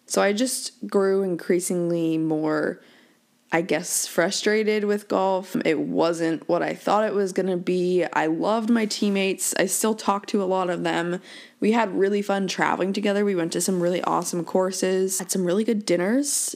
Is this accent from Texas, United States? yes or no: no; Worcester, Massachusetts, United States; also born or lived in Newport, Rhode Island; my dad took the assistant's job at Worcester Country Club up in Worcester, Mass